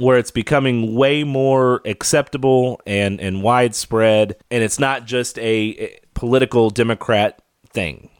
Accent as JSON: {"language": "English", "region": "Kentucky", "country": "United States", "tie": "born or raised there", "moved": "yes", "said": "My home state of Kentucky"}